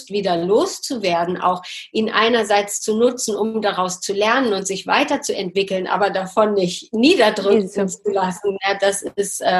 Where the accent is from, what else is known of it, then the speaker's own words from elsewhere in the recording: Hanover, Lower Saxony, Germany; komme aus Hannover